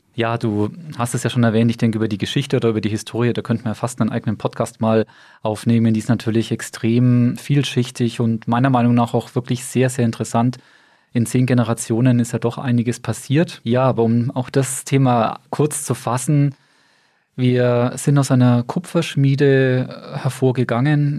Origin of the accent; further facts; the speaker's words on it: Bamberg, Bavaria, Germany; also born or lived in Stuttgart; gebürtiger Bamberger, verheiratet und Vater dreier Kinder. Ja, und mein Werdegang ist eigentlich auch sehr überschaubar. Bin hier in Bamberg zur Schule gegangen